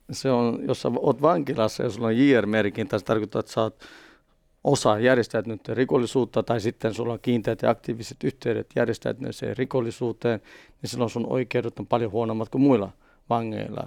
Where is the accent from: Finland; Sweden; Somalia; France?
Sweden; Stockholm, Stockholm County; first language Swedish; Finnish is a second language; Juvruussa, mistä mäkin olen syntynyt ja kasvanut Etelä-Tukholmassa.